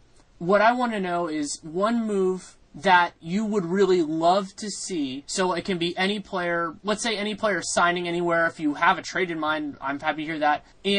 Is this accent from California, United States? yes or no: yes; California, United States; growing up in California